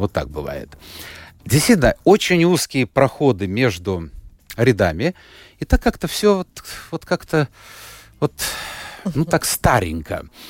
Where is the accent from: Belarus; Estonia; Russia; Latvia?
Latvia; начальная школа была четыре года. Я учился в латышской, а потом перевели в русскую